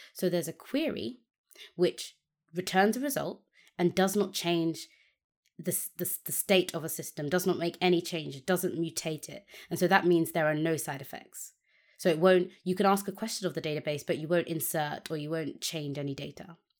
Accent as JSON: {"language": "English", "country": "United Kingdom", "said": "as a British person"}